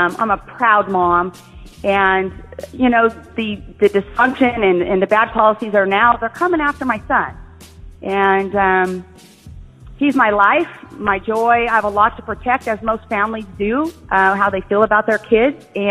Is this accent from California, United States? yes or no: yes; Bakersfield, California, United States; moved away as an adult; also born or lived in San Luis Obispo, California; now in San Diego, United States; I was born in Bakersfield